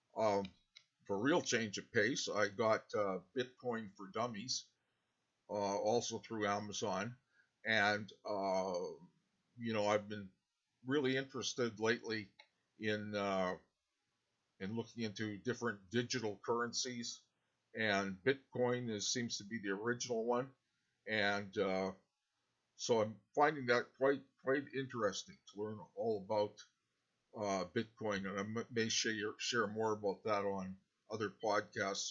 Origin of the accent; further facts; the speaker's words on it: Canada; I'm from Canada